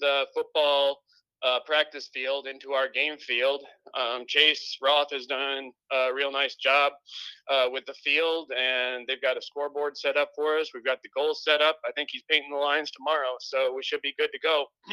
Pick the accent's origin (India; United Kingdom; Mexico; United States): United States; Wisconsin; moved away; I'm actually from Wisconsin originally, so I'm an out-of-towner